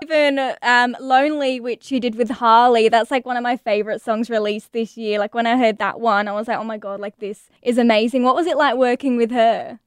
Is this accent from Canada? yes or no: no; England, United Kingdom; moved away; I'm from England originally